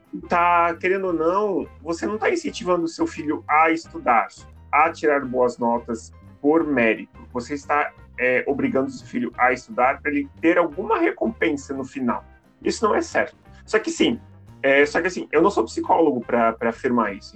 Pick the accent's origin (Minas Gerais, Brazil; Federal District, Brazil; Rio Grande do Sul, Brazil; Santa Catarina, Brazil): Santa Catarina, Brazil; Joinville; now in Curitiba, Brazil; eu não sou de Curitiba, né? Eu sou de Joinville. Em Joinville, pelo menos no meu bairro